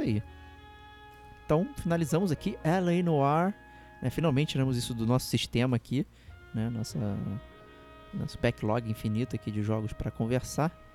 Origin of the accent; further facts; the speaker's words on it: Brazil; A gente, como brasileiro